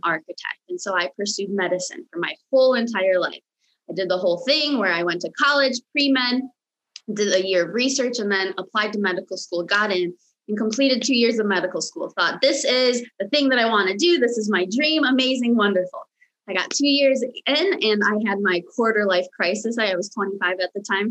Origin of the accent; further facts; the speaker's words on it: United States; first language Romanian; English is a second language; also born or lived in Michigan; now in Los Angeles, United States; I was actually uh, born and raised in the United States, but I was born and raised by a very, very traditional Romanian parents